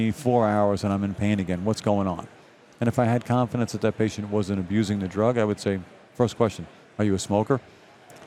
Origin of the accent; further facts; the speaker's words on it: New York City, New York, United States; moved away; I'm a boy from Brooklyn